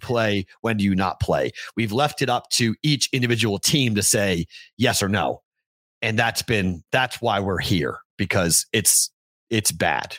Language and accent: English; East Coast, United States; you and I both growing up on the East Coast